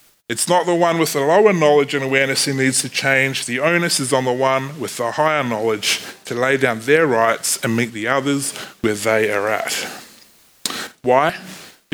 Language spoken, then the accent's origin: English; New Zealand; accent: Kiwi; my Kiwi accent